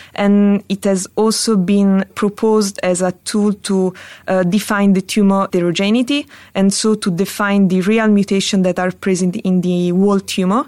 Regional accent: Italy; moved away as an adult; now in Paris, France; I'm an Italian hepatologist, but I'm currently working in Paris

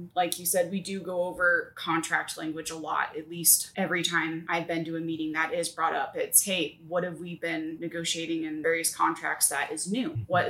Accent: Grays Harbor, Washington, United States; as soon as they heard that I was from Grays Harbor

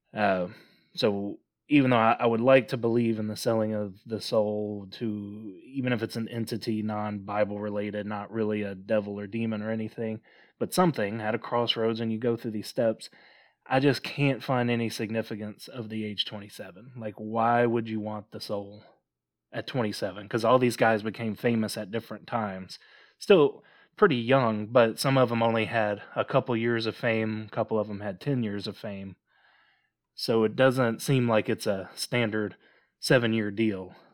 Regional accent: Mississippi, United States; growing up in Mississippi, uh, we're only about thirty minutes away from a story of ….

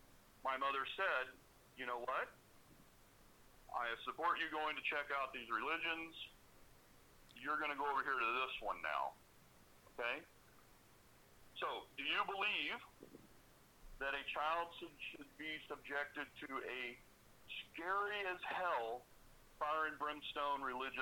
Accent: Pasadena, Texas, United States; I grew up in Pasadena, Texas.

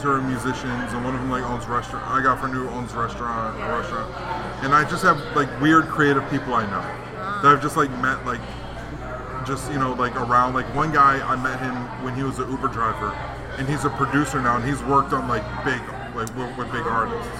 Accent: Hawaii, United States; now in Arizona, United States; I grew up in Hawaii, and back home

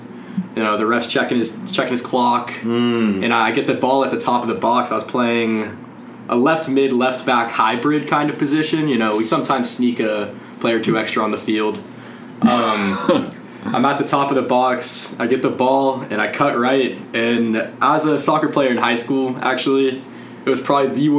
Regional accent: Houston, Texas, United States; I'm from Houston, Texas.

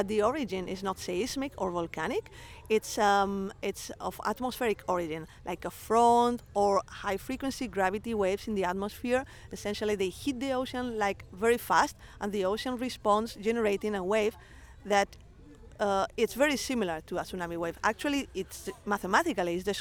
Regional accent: Palma, Balearic Islands, Spain; I grew up in Palma, in a neighborhood near Palma, in Mallorca.

